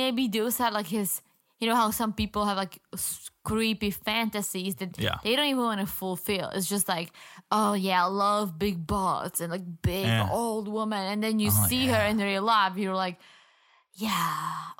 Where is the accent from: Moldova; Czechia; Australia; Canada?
Czechia; Yeah, and I grew up in the Czech Republic.